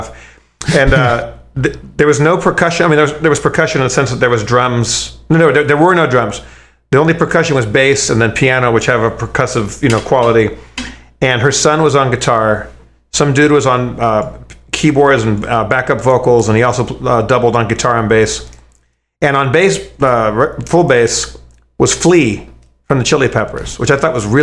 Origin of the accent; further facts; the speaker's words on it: Los Angeles, California, United States; I'm from Los Angeles. I'm from Southern California, and which is where Los Angeles is